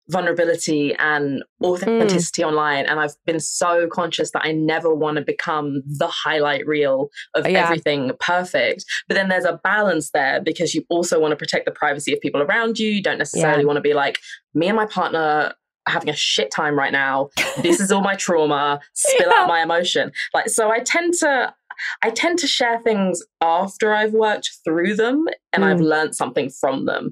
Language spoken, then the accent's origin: English; Essex, East of England, United Kingdom; I don't generally fit into the stereotypical Essex girl